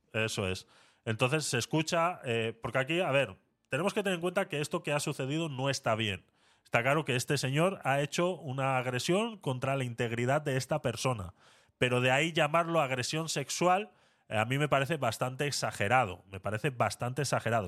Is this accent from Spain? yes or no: yes; Spain; moved away; also born or lived in Panama; yo siendo español